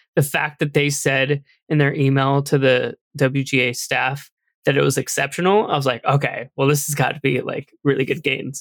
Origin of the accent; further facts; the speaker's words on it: San Francisco, California, United States; moved away as an adult; now in Seattle, United States; I'm from San Francisco.